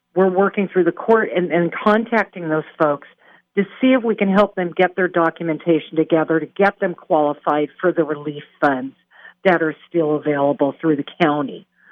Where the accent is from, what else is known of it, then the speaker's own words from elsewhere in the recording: Pacific Northwest, United States; moved away; I'm from the Pacific Northwest